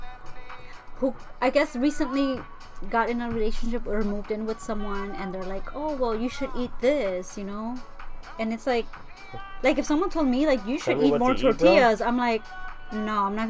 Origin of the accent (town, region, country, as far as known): Los Angeles, California, United States; born or raised there